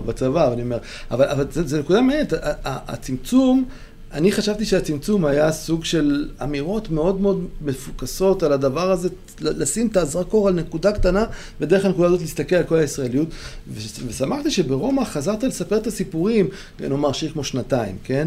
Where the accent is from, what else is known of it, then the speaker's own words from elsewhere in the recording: Beersheba, Southern District, Israel; אני מבאר שבע, שזה דרום מרכזי